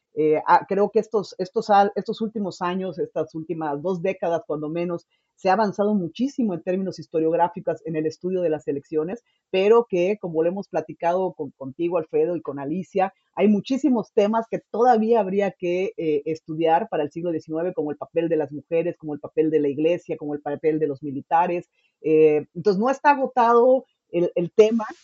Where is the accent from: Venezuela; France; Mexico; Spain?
Mexico